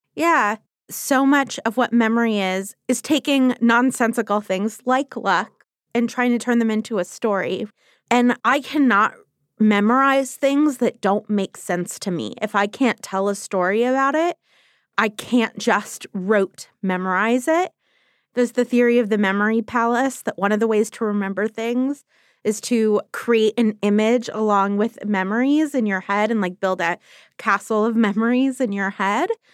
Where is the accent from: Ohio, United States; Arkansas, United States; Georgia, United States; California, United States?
California, United States; Los Angeles; I taught high school English for a year in Los Angeles, which is my hometown